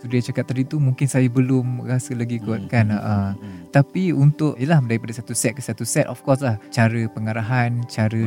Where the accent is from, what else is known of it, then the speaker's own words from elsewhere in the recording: Kuala Lumpur, Malaysia; also born or lived in Sungai Petani, Kedah / Segamat, Johor; saya berasal daripada AU3 Keramat KL kampung di Sungai Petani di Tikam